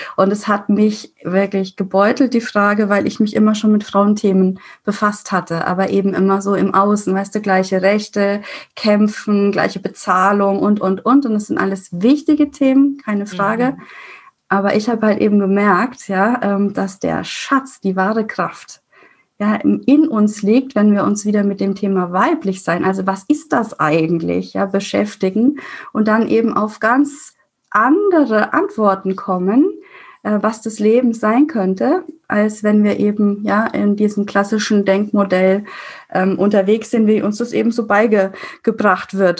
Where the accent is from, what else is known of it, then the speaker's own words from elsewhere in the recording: Würzburg, Bavaria, Germany; accent: rolled R (Franconian); moved away as an adult; nach Würzburg, wo ich herkomme, hört man auch das R